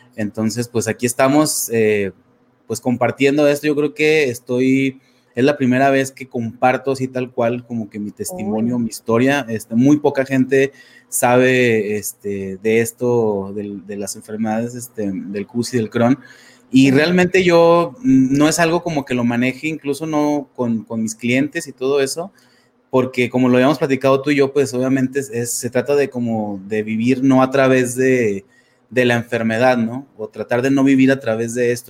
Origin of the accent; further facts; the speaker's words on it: Torreón, Coahuila, Mexico; soy de México, soy de una ciudad que se llama Torreón, este, Coahuila